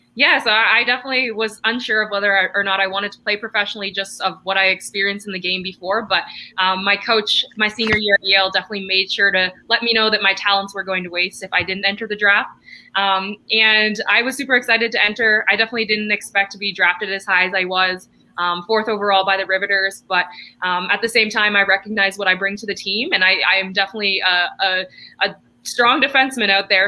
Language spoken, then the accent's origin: English; Canada; I'm actually I'm Canadian, so uh, here in Canada